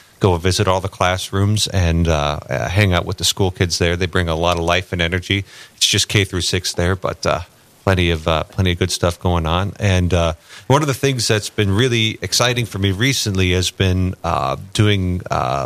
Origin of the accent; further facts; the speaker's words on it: St. Paul, Minnesota, United States; moved away as an adult; now in Fargo, United States; I was actually born and raised in St. Paul, Minnesota